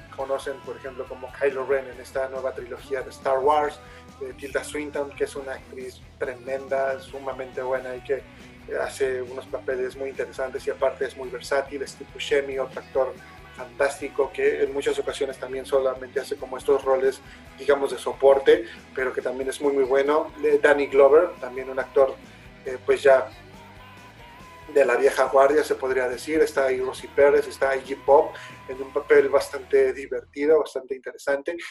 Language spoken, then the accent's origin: Spanish; Mexico; somos mexicanos